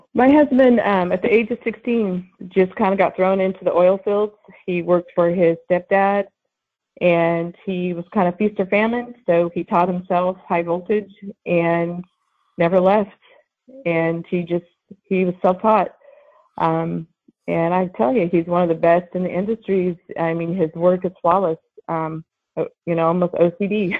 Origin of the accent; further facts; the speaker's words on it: Lemoore, California, United States; I'm Central Valley. I grew up in Lemoore, California.